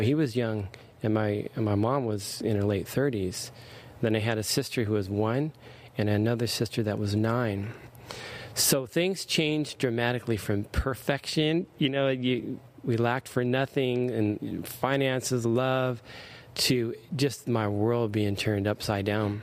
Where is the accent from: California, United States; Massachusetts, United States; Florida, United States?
California, United States; Anaheim; also born or lived in Stanton, California; I grew up in Anaheim.